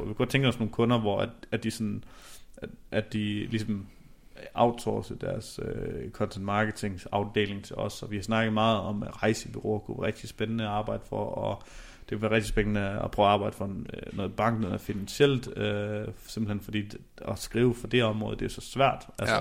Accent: Denmark; vi som danskere

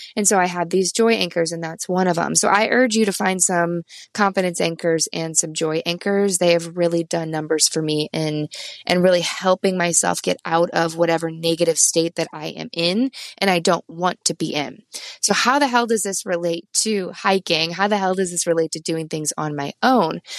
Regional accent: Midwest, United States; now in Vermont, United States; I'm from the Midwest

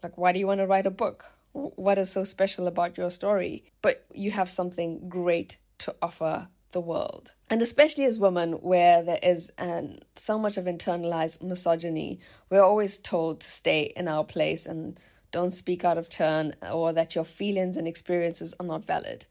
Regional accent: South Africa; now in Germany; my small seaside hometown in South Africa

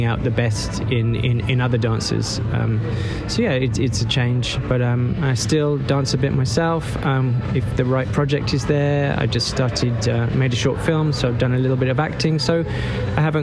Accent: Dartford, South East England, United Kingdom; also born or lived in Bromley; I was born in Bromley and then I was brought up in Kent near Dartford

